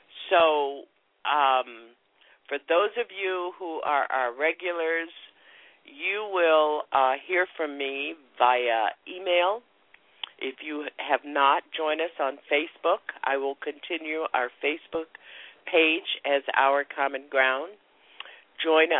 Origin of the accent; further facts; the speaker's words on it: the Jim Crow South, United States; I grew up in Jim Crow, in the Jim Crow South